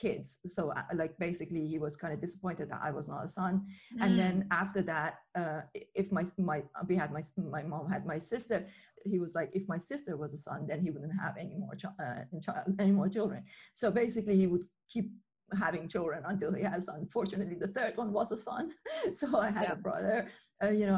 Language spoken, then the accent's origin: English; Iran; moved away; I grew up in Iran